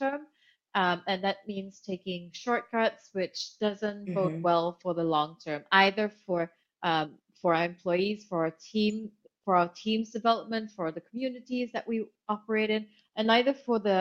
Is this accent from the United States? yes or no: no; Kuala Lumpur, Malaysia; moved away as an adult; also born or lived in Hong Kong; I grew up in Kuala Lumpur, Malaysia, and I've lived in 8 different countries